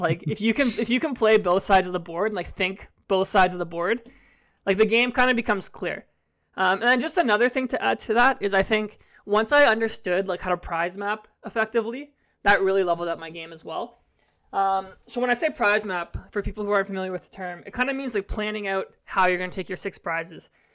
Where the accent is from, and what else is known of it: Canada